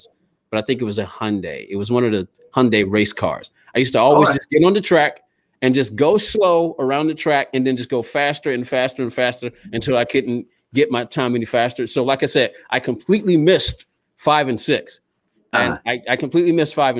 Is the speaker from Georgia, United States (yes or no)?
yes; Georgia, United States; here in my hometown of Georgia